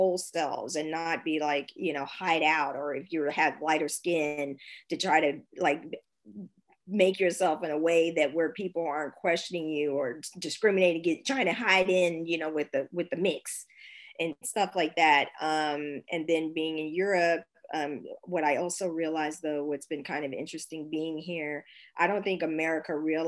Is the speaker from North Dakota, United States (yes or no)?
no; San Francisco, California, United States; now in Berlin, Germany; I mean, I come from San Francisco, Silicon Valley.